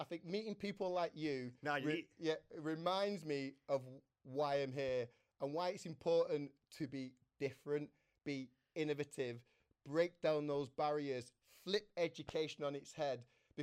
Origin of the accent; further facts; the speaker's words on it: Manchester, North West England, United Kingdom; I'm a Manchester lad, born here